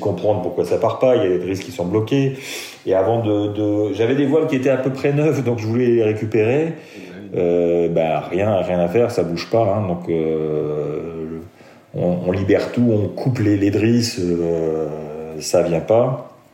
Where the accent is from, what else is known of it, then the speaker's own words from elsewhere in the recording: Metz, Grand Est, France; moved away; suis né à Metz, j'ai grandi à Metz